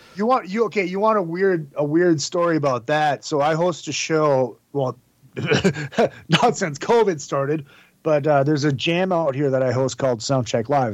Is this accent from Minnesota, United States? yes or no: yes; Minnesota, United States; I am the worst Minnesotan ever